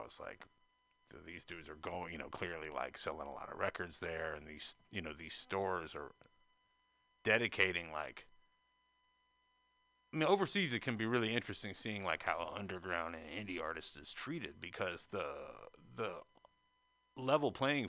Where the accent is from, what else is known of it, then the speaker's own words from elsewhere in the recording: North Carolina, United States; moved away as an adult; now in San Francisco, United States; being that I'm not from San Francisco, you know, I'm from North Carolina, but I've been here since 2005. And even from North Carolina, I was kind of aware of the connection